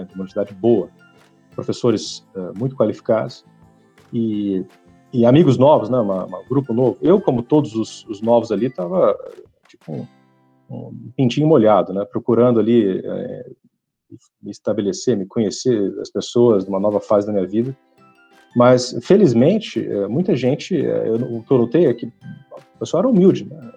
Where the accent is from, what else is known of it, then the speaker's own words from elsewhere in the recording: Ribeirão Preto, São Paulo, Brazil; also born or lived in Franca / Colina / Germany / Brussels, Belgium; eu, eu, sou de Ribeirão Preto, nasci em Ribeirão Preto, morei em algumas outras cidades aqui no estado de São Paulo, morei em Franca, morei em Colina, perto de Barretos, mas Ribeirão sempre foi meu centro de gravidade